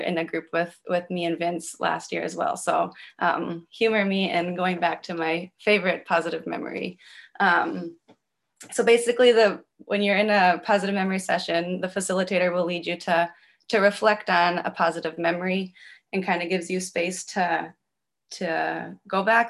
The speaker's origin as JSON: {"language": "English", "region": "Minnesota", "country": "United States", "moved": "yes", "lives_now": "Chicago, United States", "said": "I'm originally from Minnesota"}